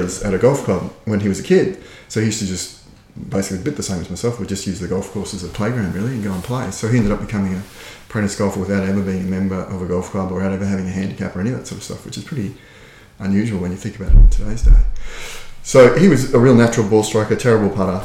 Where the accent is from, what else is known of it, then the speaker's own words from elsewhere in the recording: Brisbane, Queensland, Australia; now in Ireland; I'm from Australia originally. And we would have lived a very outdoor kind of lifestyle down there, played a lot of different sports as a kid